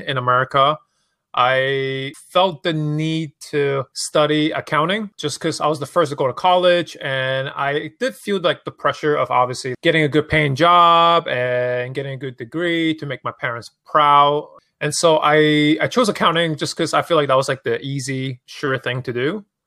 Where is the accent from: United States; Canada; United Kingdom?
United States; New York City, New York; also born or lived in Hong Kong; growing up in New York City, like, fashion is such a huge part of, like, the culture and streets